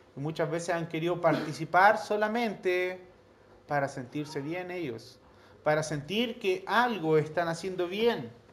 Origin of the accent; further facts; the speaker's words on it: Chile; Nosotros acá en Chile